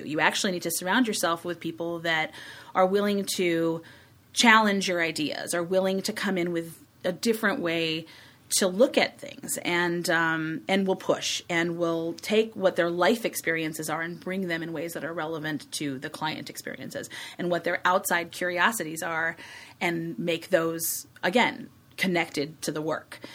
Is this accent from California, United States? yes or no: no; Chicago, Illinois, United States; I grew up in Hyde Park